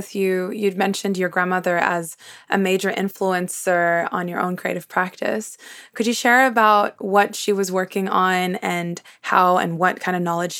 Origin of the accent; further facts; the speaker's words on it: Brisbane, Queensland, Australia; accent: Canadian; now in Canada; I actually grew up in Brisbane. And so my accent, which is very Canadian now, might fluctuate from time to time. Where I will probably adopt an Australian accent because I'm talking to a fellow Australian and Brisbaneite.